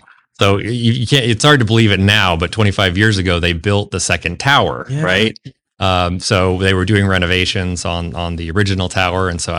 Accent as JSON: {"language": "English", "region": "California", "country": "United States", "tie": "born there", "also_born_or_lived": "North Carolina / Boston / Utah", "lives_now": "Las Vegas, United States", "said": "So I was born in Southern California, and my dad was a professor, and we kind of moved around as his jobs moved around the country, and lived in North Carolina and Boston, but mostly in California and Utah."}